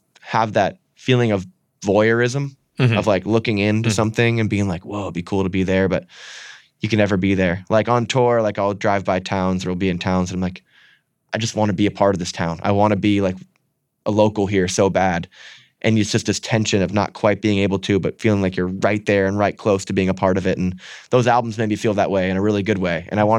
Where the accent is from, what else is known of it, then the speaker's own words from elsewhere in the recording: Strafford, Vermont, United States; also born or lived in New Hampshire; If I want to go hang out with my friends, I'm driving from Stratford to Aetna, New Hampshire. That's 45 minutes.